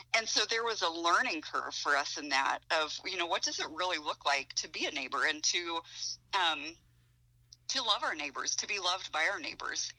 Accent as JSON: {"language": "English", "region": "Ohio", "country": "United States", "tie": "born or raised there", "moved": "yes", "lives_now": "Goshen, United States", "said": "I grew up in Ohio"}